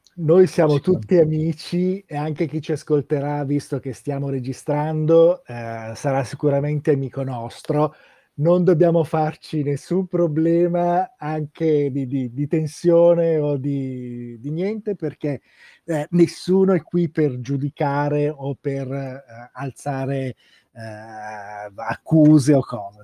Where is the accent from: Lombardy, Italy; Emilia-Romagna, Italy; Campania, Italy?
Lombardy, Italy; Bergamo; essendo io bergamasco